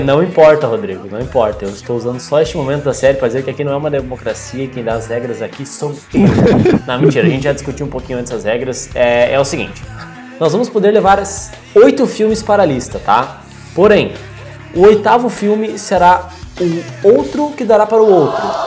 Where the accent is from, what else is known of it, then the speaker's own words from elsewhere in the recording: Brazil; a gente é brasileiro